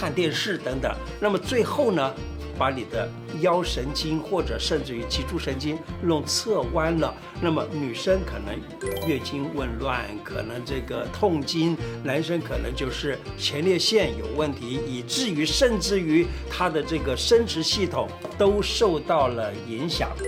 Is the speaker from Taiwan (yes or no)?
no; China; 我们中国人讲坐有坐姿，站有站相。